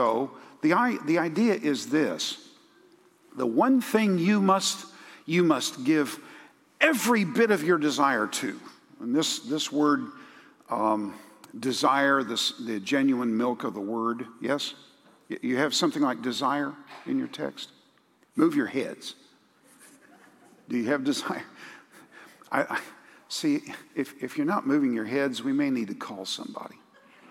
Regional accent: United States; we're American evangelicals

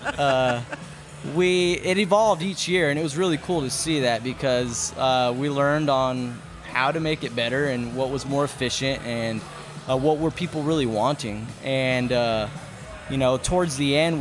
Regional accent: Katy, Texas, United States; I grew up in Katy

